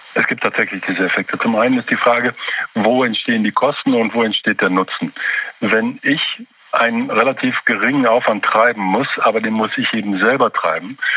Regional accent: Germany; bei uns in Deutschland

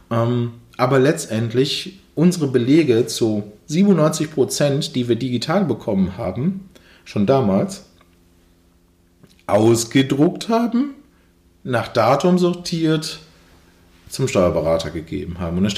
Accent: Duisburg, North Rhine-Westphalia, Germany; ich komme hier aus dem Umkreis Duisburg

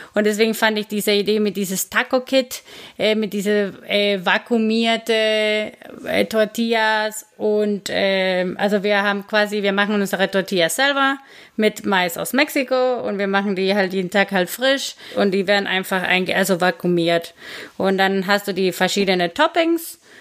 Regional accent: Guatemala; German is a second language; moved away as an adult; now in Karlsruhe, Germany; ich komme aus Guatemala ursprünglich, wohne seit zehn Jahren in Deutschland

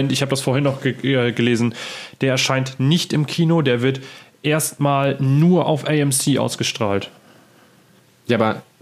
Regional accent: Friesland, Lower Saxony, Germany; bei uns, da wo ich herkomme, aus Friesland

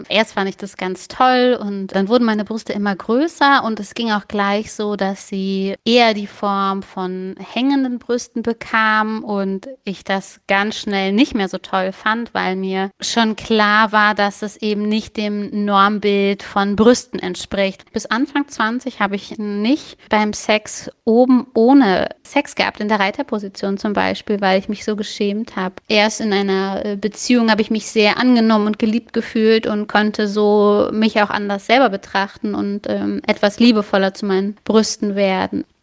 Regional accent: Dominican Republic; Ich bin in der Dominikanischen Republik aufgewachsen und mein Kindermädchen hat mir irgendwann, da war ich so acht, neun Jahre alt, gesagt

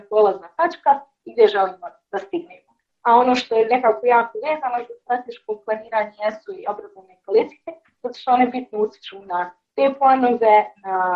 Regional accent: Sarajevo, Federation of Bosnia and Herzegovina, Bosnia & Herzegovina; u Sarajevu i da se kako većina mog aktivističkog

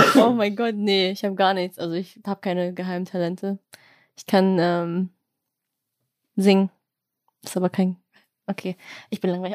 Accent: Germany; Ich bin hier geboren

